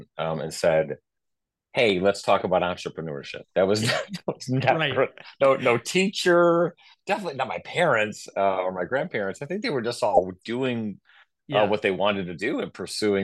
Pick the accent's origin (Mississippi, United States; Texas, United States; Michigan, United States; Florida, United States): Michigan, United States; Owosso; also born or lived in Lansing, Michigan; I grew up in Owosso, right outside of Lansing.